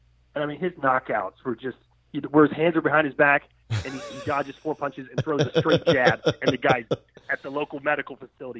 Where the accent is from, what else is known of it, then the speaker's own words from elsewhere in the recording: Hattiesburg, Mississippi, United States; I'm from Hattiesburg, Mississippi.